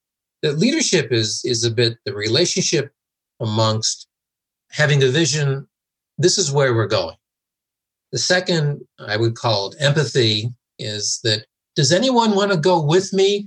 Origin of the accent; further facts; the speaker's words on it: United States; also born or lived in United Kingdom; I'm an American in the UK running this transformation team.